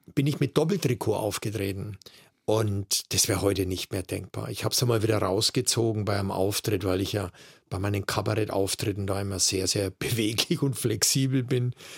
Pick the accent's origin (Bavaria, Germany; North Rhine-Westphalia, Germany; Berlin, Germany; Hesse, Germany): Bavaria, Germany; Erlangen; Ich komme aus einem sehr, sehr interessanten kabarettistischen Pflaster, Erlangen